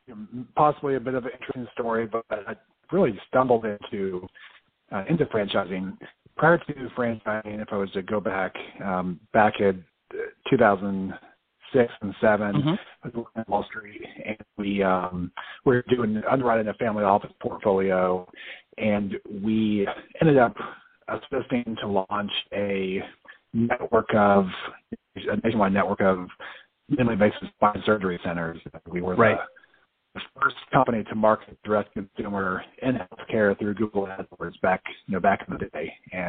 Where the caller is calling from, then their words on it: Tampa, Florida, United States; I'm actually calling from Tampa, Florida.